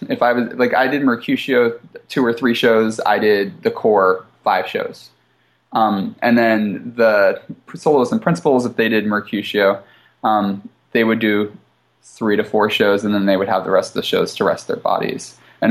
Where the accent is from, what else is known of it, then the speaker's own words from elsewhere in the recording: East Coast, United States; now in Seattle, United States; The culture was different than what I'm used to. I'm from the East Coast. I'm used to a fast pace.